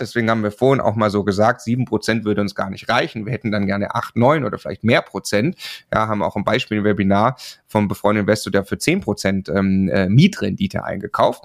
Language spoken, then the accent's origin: German; Swabia, Baden-Württemberg, Germany; Ich komme aus dem Schwabenland